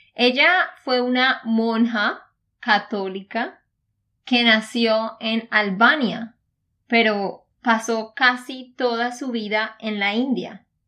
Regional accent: Santander, Colombia; de Santander, Colombia

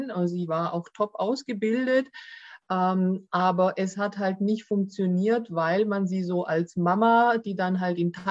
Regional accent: Baden-Württemberg, Germany; accent: Swabian; wobei natürlich äh, Deutschland schon meine Heimat ist und äh, Griechenland eher auch als Urlaubsland für mich gilt.

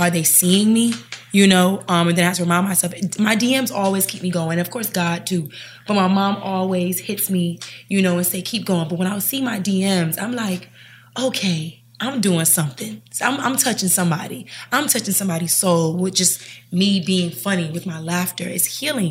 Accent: Miami, Florida, United States; also born or lived in Jamaica (ancestry) / Charlotte; I'm from Miami

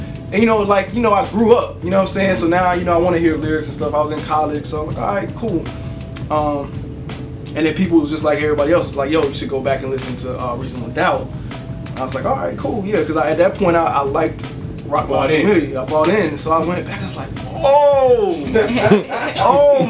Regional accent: the South, United States; now in Atlanta, United States; I'm from the South, from the hood.

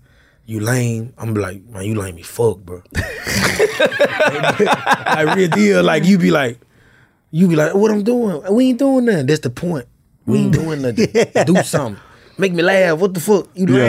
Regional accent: Memphis, Tennessee, United States; So, North Memphis showed me a lot, but, you know, I'm from Frazier.

